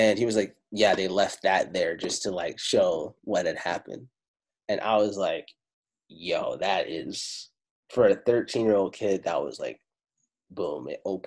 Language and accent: English; Italy; first language Italian; English is a second language; Italian was my first language. I'm Afro-Italiano